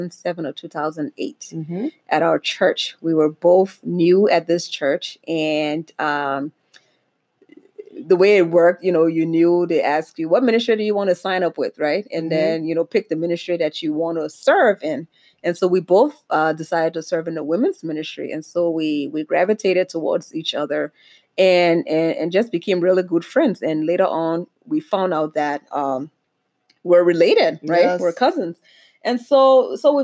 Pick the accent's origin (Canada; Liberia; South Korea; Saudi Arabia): Liberia; now in Minnesota, United States; I'm originally from Liberia, West Africa, and I am Liberian to the core.